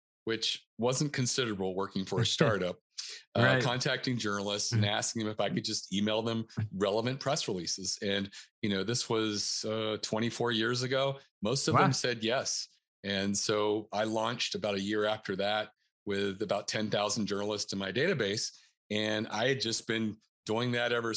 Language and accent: English; North Carolina, United States; moved away as an adult; also born or lived in Northern Virginia; now in Baltimore County, Maryland, United States; I'm originally from North Carolina